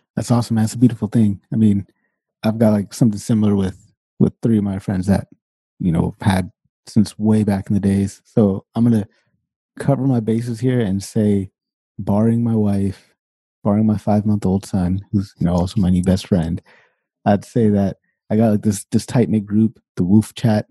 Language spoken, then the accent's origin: English; Sacramento, California, United States; moved away as an adult; now in Canada; I'm born and raised Sacramento, California. and I lived there until I was way late into my twenties